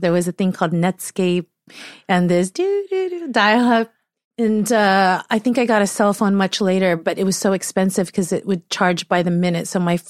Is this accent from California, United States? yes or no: yes; San Diego, California, United States; Yes. I grew up in San Diego in a suburb called Rancho Bernardo.